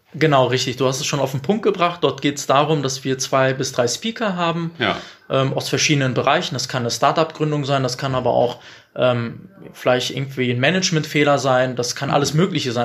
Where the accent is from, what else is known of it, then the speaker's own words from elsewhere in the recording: Bielefeld, North Rhine-Westphalia, Germany; bin Bielefelder mit türkischem Migrationsvordergrund.